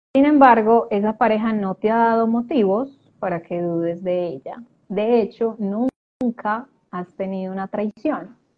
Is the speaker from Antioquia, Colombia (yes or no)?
yes; Medellín, Antioquia, Colombia; now in Argentina; yo soy de Colombia, en este momento estoy en Argentina